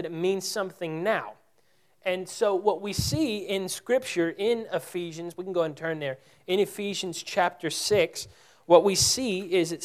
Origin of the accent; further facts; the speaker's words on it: Texas, United States; we're from Texas.